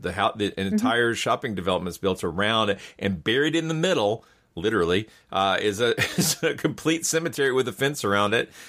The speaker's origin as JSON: {"language": "English", "region": "Georgia", "country": "United States", "said": "my home state of Georgia"}